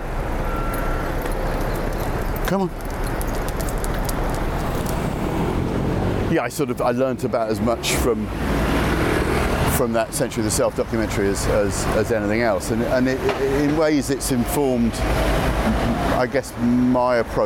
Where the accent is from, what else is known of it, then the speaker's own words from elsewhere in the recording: London, United Kingdom; also born or lived in Notting Hill; I grew up in this neck of the woods